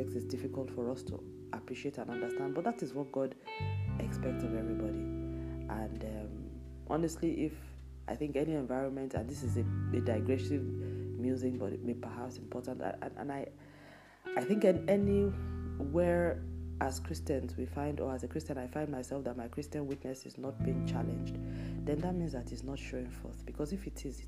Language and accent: English; Nigeria; moved away; my home country, Nigeria